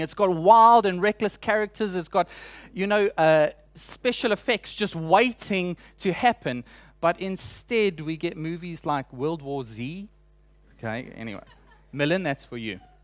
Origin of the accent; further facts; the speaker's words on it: South Africa; moved away; introduce myself as a South African